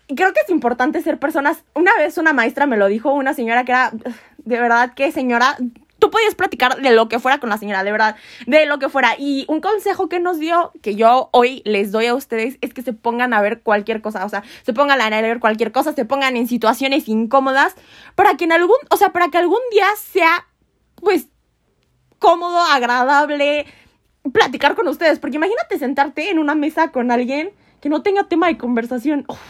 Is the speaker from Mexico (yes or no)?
yes; Mexico; nosotros como mexicanos, como comunidad